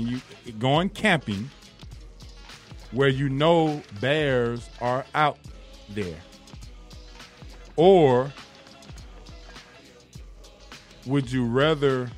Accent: Atlanta, Georgia, United States; I grew up on Bankhead.

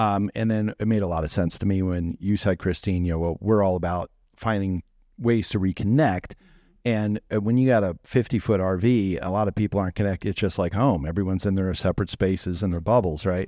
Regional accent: East Coast, United States; I come from East Coast culture

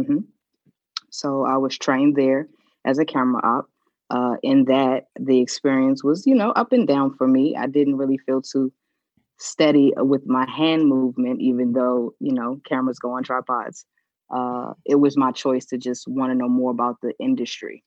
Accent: Washington, District of Columbia, United States; also born or lived in Potomac, Maryland / North Carolina; I grew up in DC

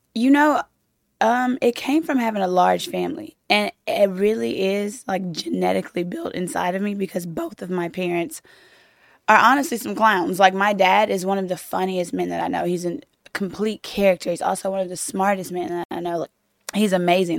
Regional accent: Louisiana, United States; now in Los Angeles, United States; I'm from Louisiana, but we met in Los Angeles, where I live in Los Angeles now

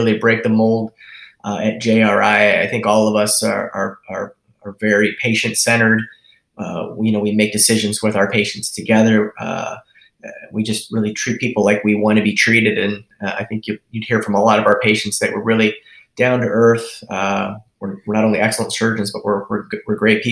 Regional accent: Cleveland, Ohio, United States; moved away as an adult; also born or lived in Cincinnati, Ohio; Originally, I'm from Cleveland, Ohio area

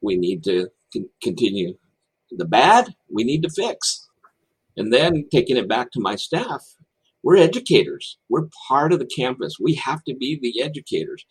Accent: Texas, United States; I was born and raised in Texas

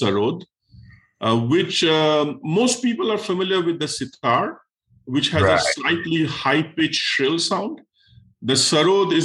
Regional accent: India; moved away as an adult; now in United States; when I was young and I was being born and raised in India

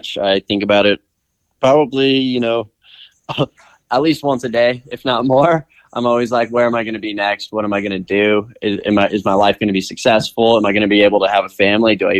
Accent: Omaha, Nebraska, United States; now in Jackson Hole, United States; I am originally from Omaha, Nebraska

